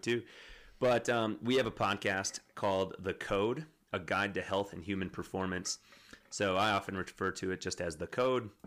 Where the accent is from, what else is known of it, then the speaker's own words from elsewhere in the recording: Wisconsin, United States; now in Colorado, United States; I'm from Wisconsin